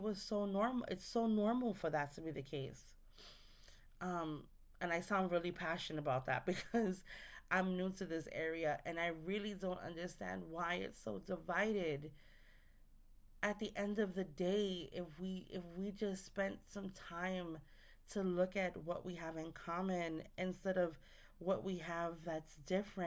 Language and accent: English; New York City, New York, United States; I'm from New York. I'm from the Bronx.